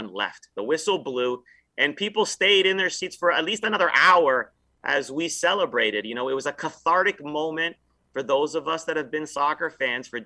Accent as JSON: {"language": "English", "town": "Toronto", "region": "Ontario", "country": "Canada", "tie": "born or raised there", "said": "I grew up a Leafs fan growing up in Toronto"}